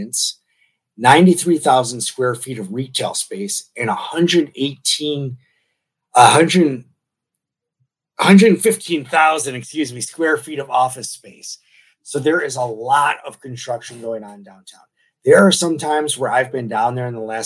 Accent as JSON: {"language": "English", "town": "Detroit", "region": "Michigan", "country": "United States", "moved": "yes", "lives_now": "San Diego, United States", "said": "I'm from Detroit originally, and I do a lot of reporting down in Tijuana"}